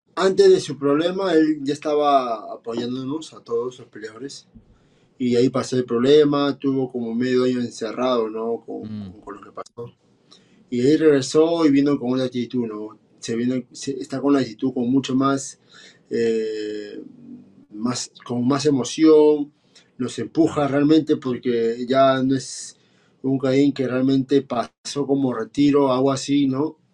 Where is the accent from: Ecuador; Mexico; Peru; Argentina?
Peru; soy un peleador peruano